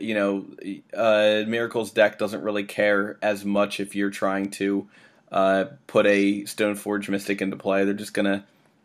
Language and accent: English; Ohio, United States; I'm from Ohio